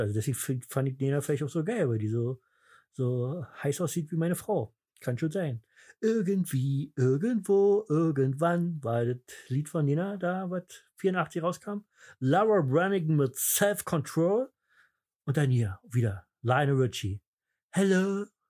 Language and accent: German; East Germany, Germany; bei uns im Osten